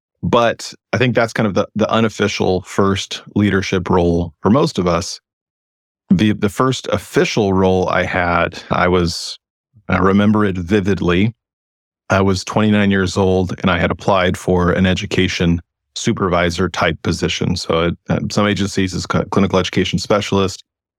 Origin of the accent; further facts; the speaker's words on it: West Coast, United States; So, you know, I'm someone from the West Coast. I've lived in California and Oregon my entire adult life.